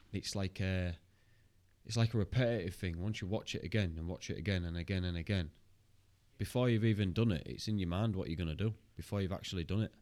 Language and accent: English; Hull, Yorkshire and the Humber, United Kingdom; I'm from Hull